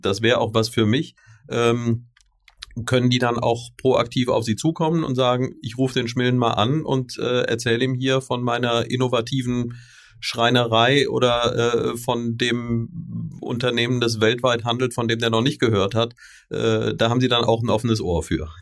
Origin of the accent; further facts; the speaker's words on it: Rhineland, Germany; als ebenfalls Rheinländer